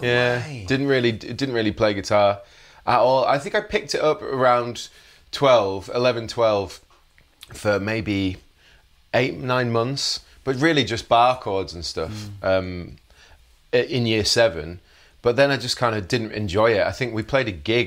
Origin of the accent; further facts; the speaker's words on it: Leeds, Yorkshire and the Humber, United Kingdom; grew up in Leeds in West Yorkshire